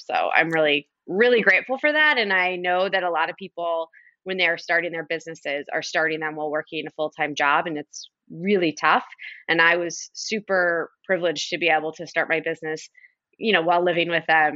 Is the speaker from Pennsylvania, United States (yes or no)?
no; Detroit, Michigan, United States; also born or lived in Kalamazoo / New York; now in Detroit, United States; I grew up in the Detroit area, so the Metro Detroit area about forty minutes from the city